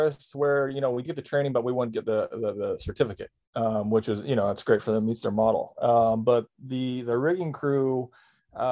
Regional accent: Southeast Kansas, United States; growing up in Southeast Kansas, there's not a lot of mountains around

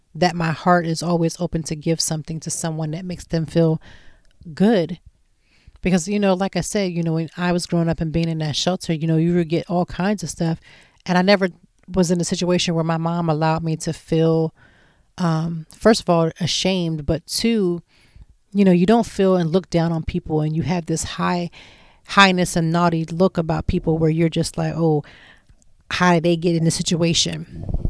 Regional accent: Lancaster, Pennsylvania, United States; moved away as an adult; now in Philadelphia, United States; I'm from Lancaster, Pennsylvania

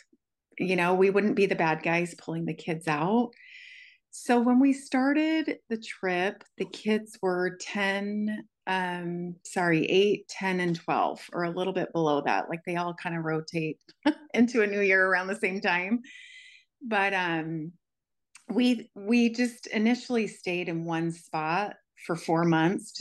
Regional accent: California, United States; also born or lived in North Carolina; I was born in North Carolina, but grew up mostly in California

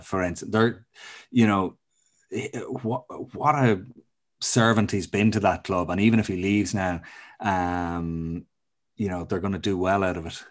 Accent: Ireland; as an Irishman

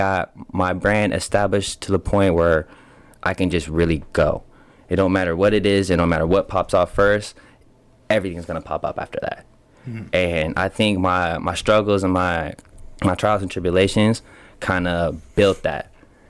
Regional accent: Portland, Oregon, United States; born there; also born or lived in West Coast; I was born in Portland, Oregon. You feel me? And then I went into the foster care system early, and pretty much grew up and down the West Coast.

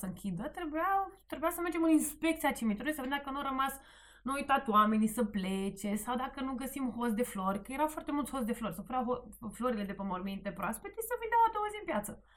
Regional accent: Sighetu Marmației, Maramureș County, Romania; born or raised there; moved away as an adult; now in Bucharest, Romania

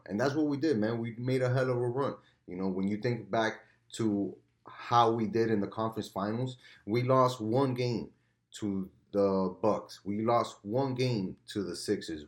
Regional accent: United States; as an American

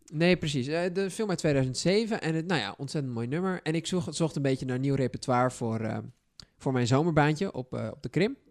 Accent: Texel, North Holland, Netherlands; moved away; ik kom van Texel

